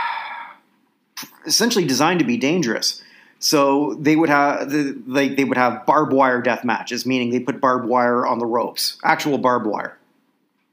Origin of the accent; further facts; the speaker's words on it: Canada; as a Canadian